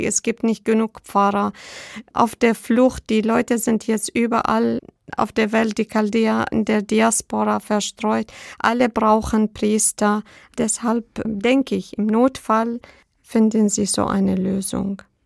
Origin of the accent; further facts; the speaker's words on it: Iraq; German is a second language; moved away as an adult; also born or lived in Baghdad, Iraq; now in Schorndorf, Germany; zu Hause im Irak